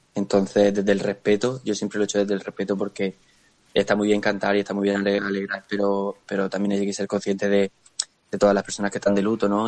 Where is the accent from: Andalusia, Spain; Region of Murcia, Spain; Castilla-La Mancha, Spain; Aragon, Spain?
Region of Murcia, Spain; Murcia; es mi gente, no es mi tierra